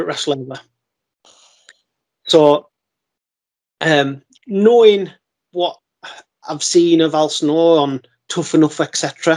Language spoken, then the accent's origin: English; Carlisle, North West England, United Kingdom; got in the ring in Carlisle, my hometown